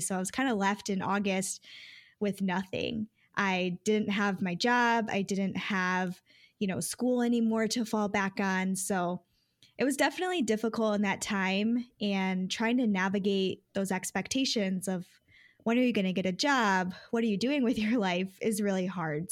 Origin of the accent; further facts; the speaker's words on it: Detroit, Michigan, United States; also born or lived in Grand Rapids, Michigan; back to the Detroit area, living with my parents again